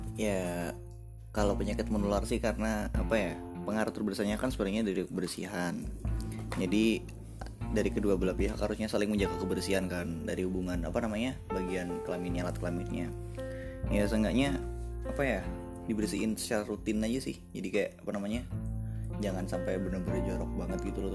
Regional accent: Jakarta, Indonesia; now in Malang, Indonesia; waktu dulu, waktu di Jakarta, sebelum pindah ke Malang. Iya, jadi asal gua Jakarta

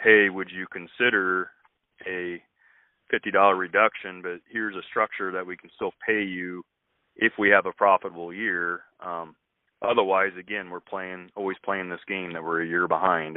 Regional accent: west central Illinois, United States; moved away as an adult; also born or lived in eastern Iowa; now in Iowa, United States; I actually grew up on a family farm down in west central Illinois

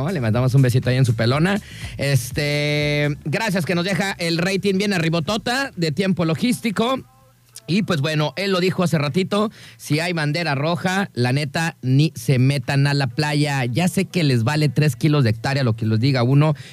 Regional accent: Guadalajara, Jalisco, Mexico; pues es que yo soy de Guadalajara, güey, yo ya voy a, mi club, ahí tengo una albercota como de acá, como de alberca olímpica, y ahí, ahí me enseñaron a mí a nadar

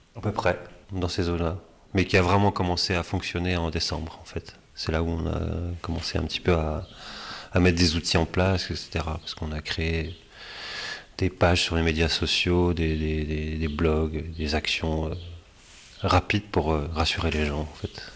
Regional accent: Luzy, Bourgogne-Franche-Comté, France; je suis né aussi à Lusy, j'ai aussi grandi en partie à Lusy

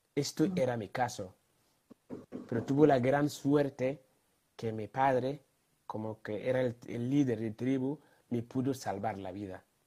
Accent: Ghana; moved away; tuve la gran honor, mm, suerte de nacer en un país llamado Ghana, en medio África tropical

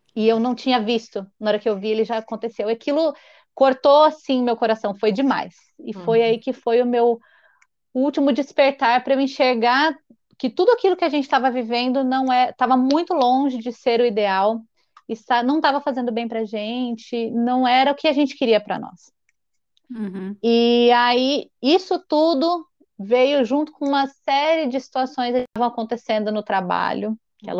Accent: Marília, São Paulo, Brazil; moved away as an adult; now in Piracicaba, Brazil; eu nasci e cresci em Marília.

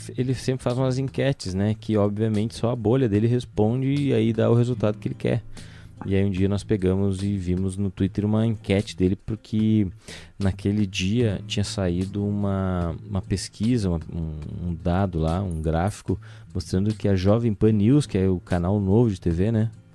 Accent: Rio Grande do Sul, Brazil; a hora que eu falei cacetinho, ele sabe que nós somos do Rio Grande do Sul

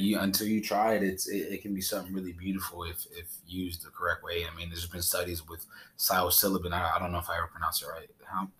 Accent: Honduras; my home country, Honduras

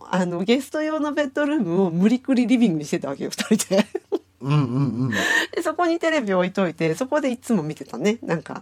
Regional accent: Japan; 本当私日本から来たってあ本当に

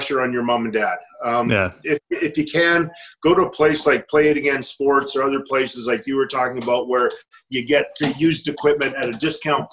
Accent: Edmonton, Alberta, Canada; a kid growing up in Elmwood, a little community in West Edmonton

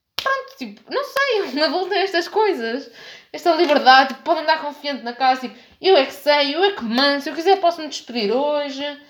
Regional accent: Norte, Portugal; accent: northern; um sotaque do norte que eu sinto que está a transbordar de mim, porque sim, eu sou do norte

